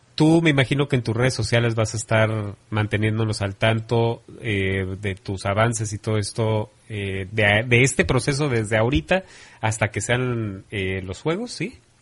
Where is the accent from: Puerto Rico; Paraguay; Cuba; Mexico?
Mexico; como mexicanos